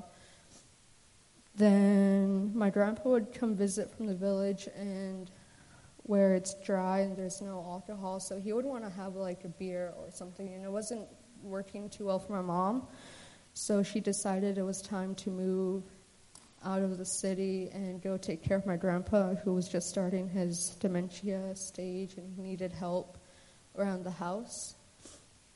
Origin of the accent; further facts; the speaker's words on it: Anchorage, Alaska, United States; also born or lived in Emmonak, Alaska; I grew up in Anchorage. I was born and raised there with my mom and my older brother, Justin